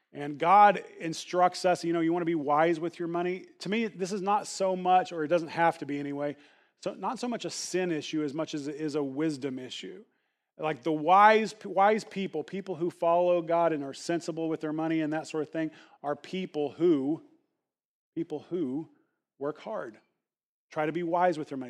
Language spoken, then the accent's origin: English; the Bible Belt, United States; growing up in the Bible Belt